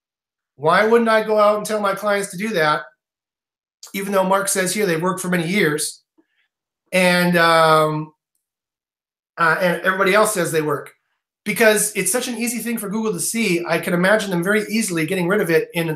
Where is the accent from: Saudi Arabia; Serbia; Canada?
Canada; I'm Canadian